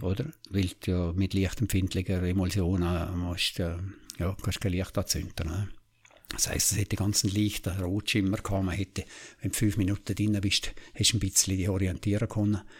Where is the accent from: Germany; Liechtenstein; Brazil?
Liechtenstein; ich bin im Wangerberg draußen aufgewachsen